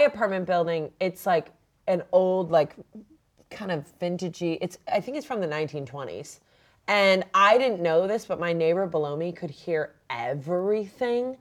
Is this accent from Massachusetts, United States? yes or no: yes; Massachusetts, United States; moved away as an adult; now in Los Angeles, United States; I grew up in Massachusetts, and it was always like in winter, it was below freezing